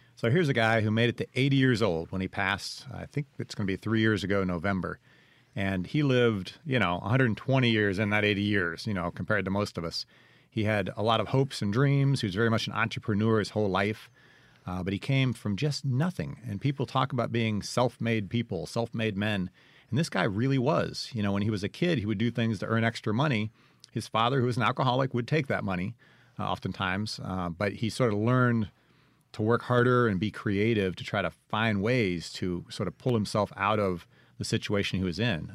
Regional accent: Ohio, United States; also born or lived in St. Louis, Missouri; now in Clarksdale, United States; I'm originally from Ohio

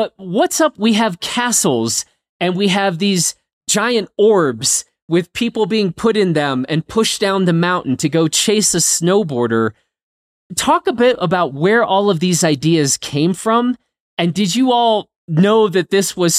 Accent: United States; as an American

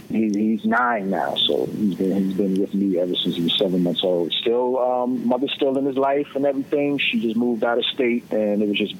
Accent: New York City, New York, United States; I'm from Brooklyn, so Smith turns to Smith. Had it all my life.

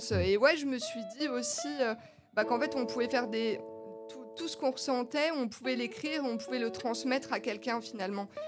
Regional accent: Épinal, Grand Est, France; moved away as an adult; now in Nancy, France

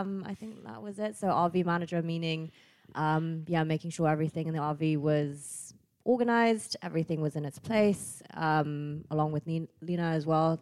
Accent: Bangkok, Thailand; moved away as an adult; now in Nuremberg, Germany; I'm from Bangkok, but have been living in this metropolitan city of Nuremberg for four years

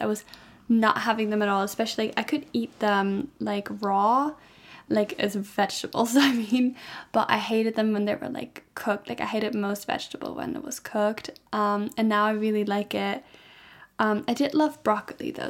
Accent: Germany; I'm from Germany

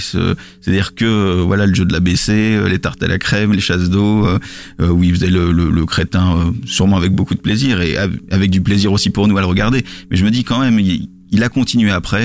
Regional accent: Lille, Hauts-de-France, France; je, suis pas euh, parisien, je suis lillois

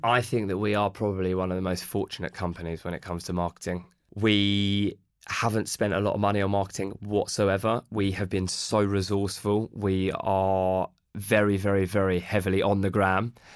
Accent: Watford, East of England, United Kingdom; we're from Watford

